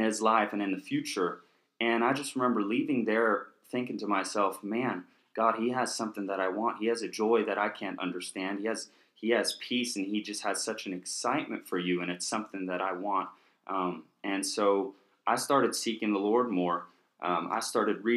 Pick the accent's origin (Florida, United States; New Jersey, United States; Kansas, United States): Kansas, United States; moved away as an adult; also born or lived in Oklahoma; lived most of my life in Kansas until I moved here for Charis Bible College